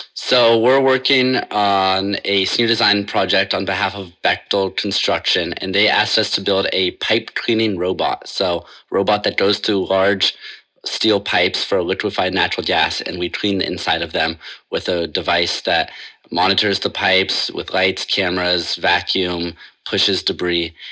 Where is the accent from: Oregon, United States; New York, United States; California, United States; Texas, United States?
Oregon, United States; Portland; I'm from Portland, Oregon